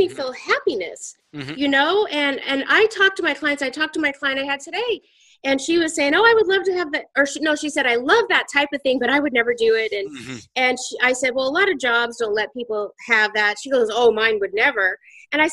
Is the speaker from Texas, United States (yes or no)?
no; Spokane, Washington, United States; I grew up in Washington State, and I grew up in Spokane, Washington.